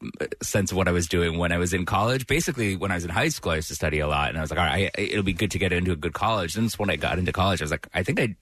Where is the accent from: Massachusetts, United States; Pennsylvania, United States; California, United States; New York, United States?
Massachusetts, United States; Worcester; I grew up in Worcester, Central Mass, yes.